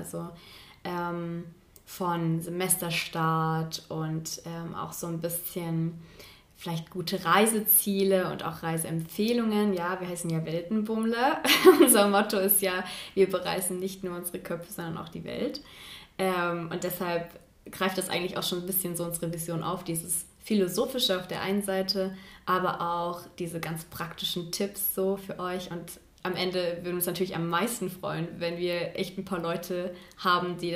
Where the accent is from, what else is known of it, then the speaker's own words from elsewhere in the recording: Chemnitz, Saxony, Germany; also, ich komme ursprünglich aus Sachsen, aus Chemnitz. Ich glaube, das hört man nicht so an.